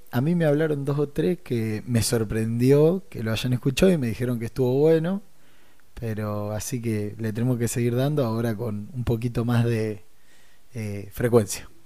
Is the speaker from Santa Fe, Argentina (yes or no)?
yes; Rosario, Santa Fe, Argentina; somos rosarinos